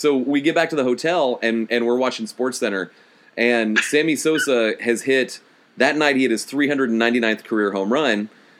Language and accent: English; Houston, Texas, United States; We're both from Houston.